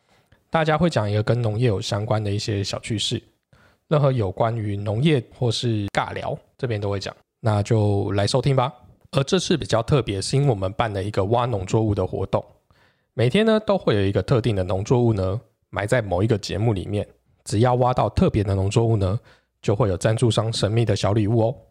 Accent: Xindian, New Taipei, Taiwan; 我们家小时候住在新店，对，那时候新店还算是比较不热闹的那一个区块。新店有分比较热闹的那一个区块，跟比较不热闹的那一个，我们比较偏偏山边。

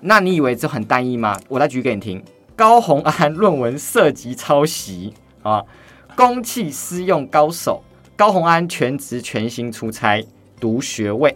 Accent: Taoyuan, Taiwan; 我是桃园人

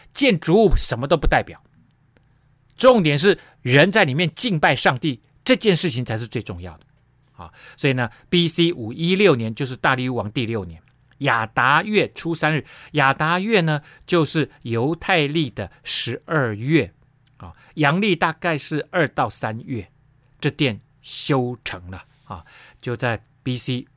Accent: Taiwan; 特别对我们台湾人

